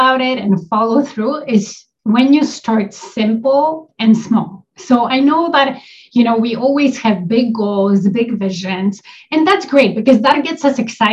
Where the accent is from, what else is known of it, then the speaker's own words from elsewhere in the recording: Poland; also born or lived in Toronto area, Canada; now in Toronto, Canada; I live in Canada. I'm an immigrant to Canada. I'm originally from Poland.